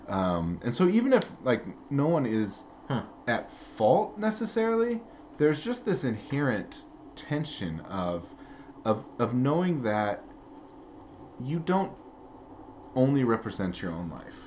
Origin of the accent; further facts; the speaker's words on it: Peoria, Illinois, United States; also born or lived in Glasford, Illinois; when I was uh, four and a half, roughly almost five, that summer we moved to Peoria, and uh, that's where I grew up